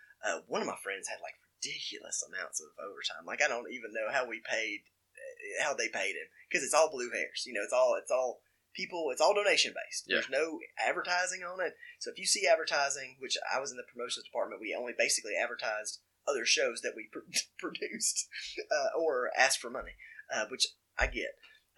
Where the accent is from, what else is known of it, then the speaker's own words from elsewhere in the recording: Alabama, United States; I grew up Catholic in Walker County, which is weird to say the least